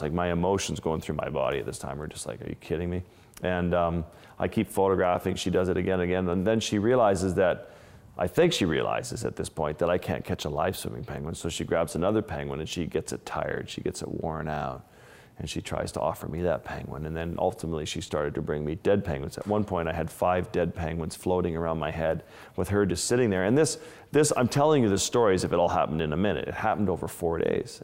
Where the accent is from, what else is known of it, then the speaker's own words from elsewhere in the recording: Kimmirut, Nunavut, Canada; moved away; my community where I grew up in Lake Harbor with the Inuit